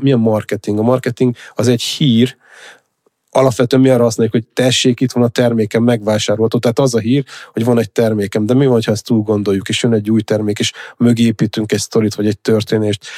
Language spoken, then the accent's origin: Hungarian; Hungary; vidéki gyerek vagyok